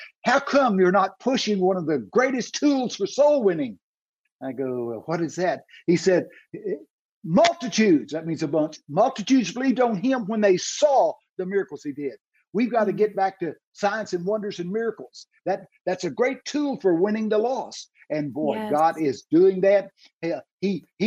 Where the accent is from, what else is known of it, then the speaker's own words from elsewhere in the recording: Texas, United States; I'm from Texas